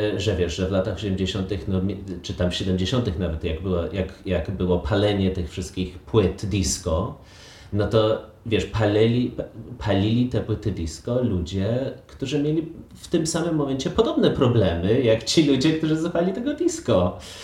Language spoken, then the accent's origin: Polish; Poland; ja i ty się wychowaliśmy e, w sumie w Polsce